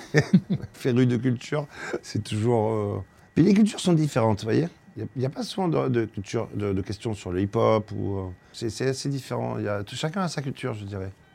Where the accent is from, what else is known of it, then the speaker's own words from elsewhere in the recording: Marseille, Provence-Alpes-Côte d'Azur, France; Je viens de Marseille, la plus belle ville du monde